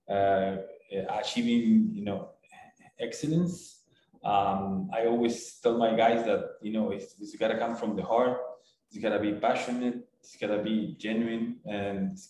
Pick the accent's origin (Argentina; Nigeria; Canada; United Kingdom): Argentina; Buenos Aires; moved away as an adult; now in Cancun, Mexico; you will always be from Buenos Aires or from Argentina, you know. They will always call you the Argentinian guy